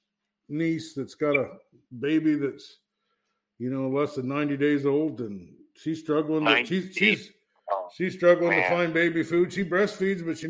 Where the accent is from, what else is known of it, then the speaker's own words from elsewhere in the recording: Iowa, United States; also born or lived in Ames, Iowa; That's where I grew up in Iowa. I was born in Ames when my dad was going to college